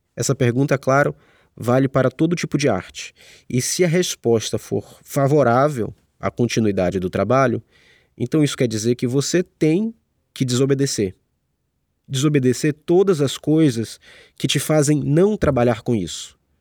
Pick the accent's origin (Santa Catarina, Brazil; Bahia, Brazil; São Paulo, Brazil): Bahia, Brazil; Salvador; moved away as an adult; now in Rio de Janeiro, Brazil; Eu sou de Salvador e foi lá que comecei a estudar e a trabalhar com arte